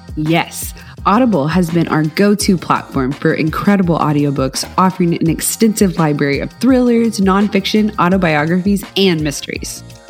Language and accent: English; the South, United States; I'm a southerner